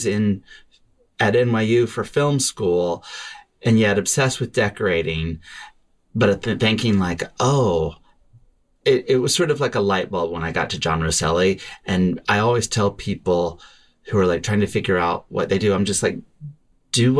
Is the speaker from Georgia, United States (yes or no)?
yes; Atlanta, Georgia, United States; I grew up in Atlanta, Georgia